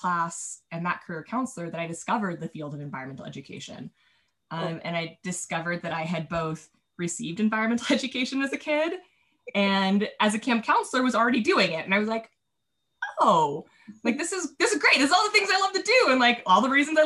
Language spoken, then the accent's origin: English; Carlsbad, California, United States; also born or lived in Prescott, Arizona; I ended up at Legoland, California, in my hometown